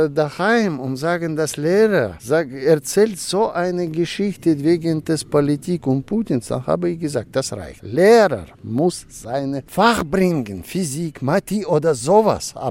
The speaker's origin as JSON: {"language": "German", "country": "Russia", "moved": "yes", "lives_now": "Germany", "said": "Naja, ich schreibe zwar auf Deutsch, aber sehr viel über, über meine Heimat, über Russland, über Sowjetunion. Insofern, ich glaube, wir haben uns verschmolzen mit dieser Heimat. Ich hatte mir nie so viele Gedanken über die Heimat gemacht, bevor ich nach Deutschland auswanderte"}